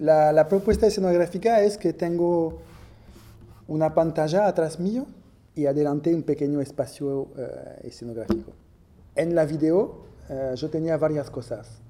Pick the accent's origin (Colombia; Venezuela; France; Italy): France; Villepinte, Île-de-France; moved away; Nací eh, cerca de París, en los alrededores de París, en una pequeña ciudad que se llama Villepinte